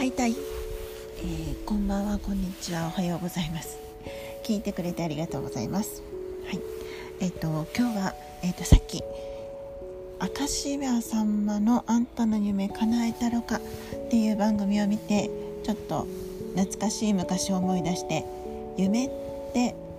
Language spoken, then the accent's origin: Japanese; Okinawa, Japan; accent: Okinawan; ちょっと沖縄っぽい方言とか訛りが出るんですけど